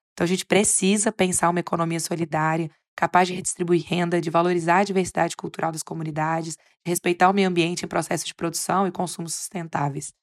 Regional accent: Minas Gerais, Brazil; sou de Minas Gerais

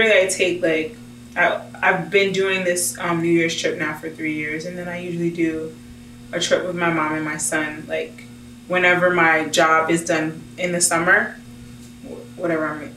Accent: United States; I'm an American.

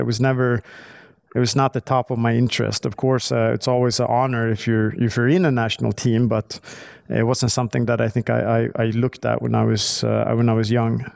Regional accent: Stockholm, Stockholm County, Sweden; I grew up in, uh, Stockholm. I'm right outside of Stockholm.

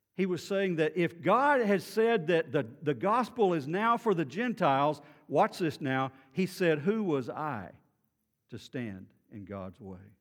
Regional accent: Beaumont, Texas, United States; I grew up in Beaumont

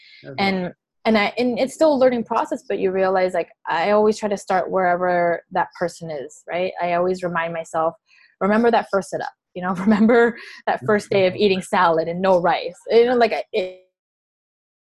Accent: Alameda, California, United States; also born or lived in Oakland; I grew up in Alameda.

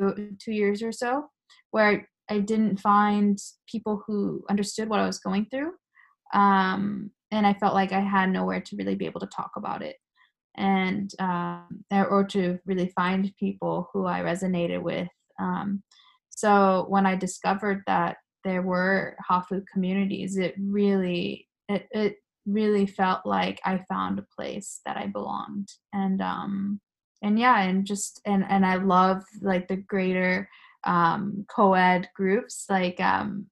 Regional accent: United States; first language Japanese; moved away as an adult; also born or lived in Tokyo, Japan; now in Japan; I lived with when I was growing up in the United States

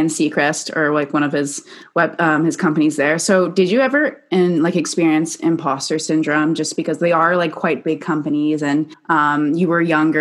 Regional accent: Canada; I'm from Canada, and I was in a business program, and we have these co-ops

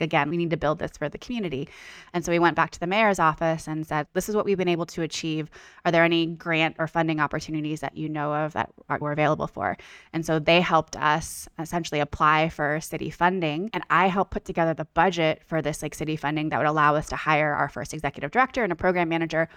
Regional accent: Bay Area, California, United States; moved away as an adult; now in Los Angeles, United States; I am a California girl, born and raised. I'm from the Bay Area originally, but I moved

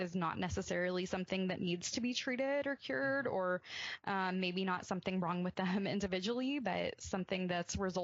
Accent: Birmingham, Alabama, United States; I grew up in Birmingham, Alabama, a pretty conservative part of the country

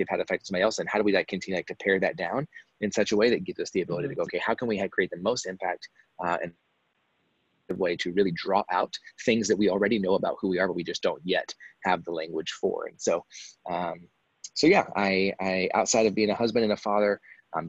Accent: Texas, United States; also born or lived in Dallas–Fort Worth; I'm from Texas, so kind of lived a bunch of places growing up, kind of lived all over Texas. Dallas, Fort Worth, for those of you that are familiar, is kind of where I always ended up

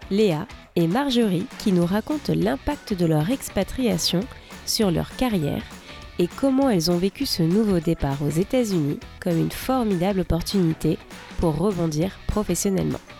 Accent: France; now in Seattle, United States; je suis française et je vous parle depuis Seattle cette semaine

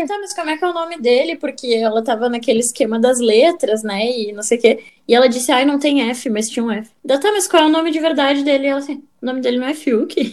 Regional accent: Fortaleza, Ceará, Brazil; nascida e criada em Fortaleza

